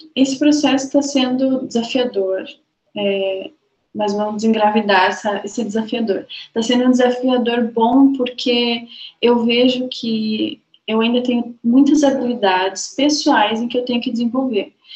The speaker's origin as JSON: {"language": "Portuguese", "town": "Balneário Camboriú", "region": "Santa Catarina", "country": "Brazil", "said": "Eu sou de Balneário Camboriú"}